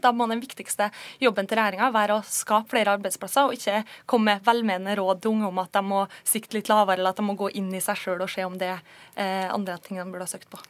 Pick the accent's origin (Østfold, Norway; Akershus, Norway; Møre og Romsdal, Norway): Møre og Romsdal, Norway; Kristiansund; Jeg kommer jo sjøl fra Kristiansund på Nordvestlandet